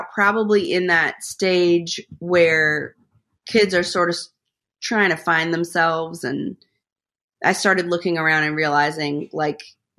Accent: Rhode Island, United States; also born or lived in Atlanta; I always say, really, that I feel like I grew up in Rhode Island, so I feel like I'm a New Englander in my heart, because we moved there when I was in about sixth grade, and I graduated from high school there.

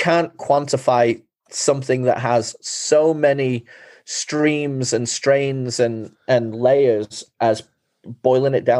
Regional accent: England, United Kingdom; moved away; growing up in England

